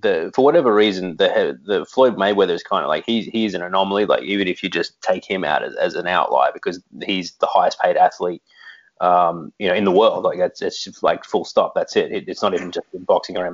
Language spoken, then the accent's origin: English; Australia; we are Australian